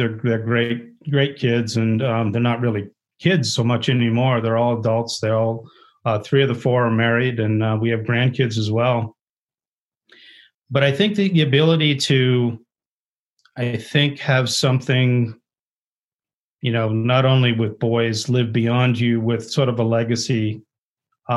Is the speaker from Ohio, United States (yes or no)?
yes; Ohio, United States; I grew up in Ohio